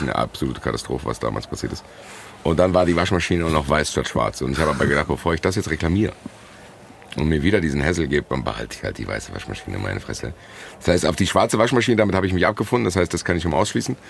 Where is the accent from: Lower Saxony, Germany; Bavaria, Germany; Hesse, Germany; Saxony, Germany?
Hesse, Germany; Frankfurt; bin ich schon mal kein Deutscher, ich bin Frankfurter